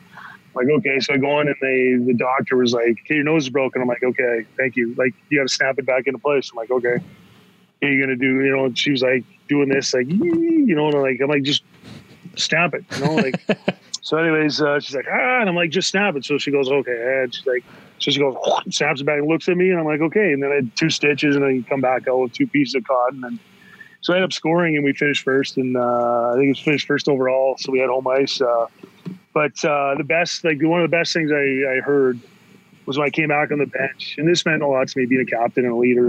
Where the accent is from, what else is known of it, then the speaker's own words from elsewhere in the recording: Tampa, Florida, United States; we grew up in Tampa